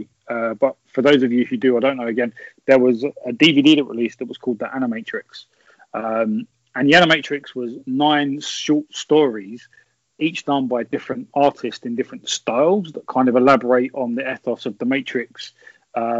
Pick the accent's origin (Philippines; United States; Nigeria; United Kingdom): United Kingdom; England; I'm English.